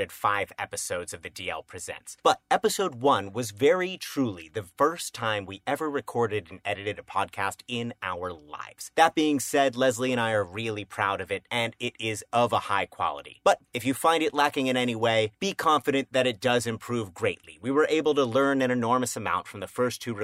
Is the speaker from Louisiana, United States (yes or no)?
no; Cape Cod, Massachusetts, United States; now in Charleston, United States; I'm originally from Cape Cod, Massachusetts, but I've been living in South Carolina for over a decade now.